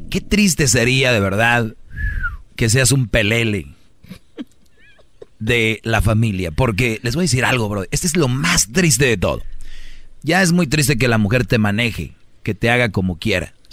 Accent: Puerto Rico; De decir, oye, soy el puertorriqueño, aquí de repente

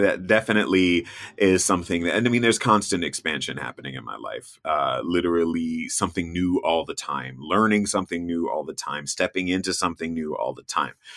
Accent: North Florida, United States; moved away; I grew up in Florida, I grew up in North Florida

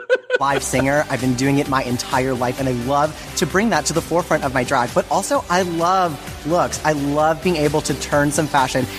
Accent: New Jersey, United States; now in New York City, United States; live in New York City now, but I grew up in New Jersey

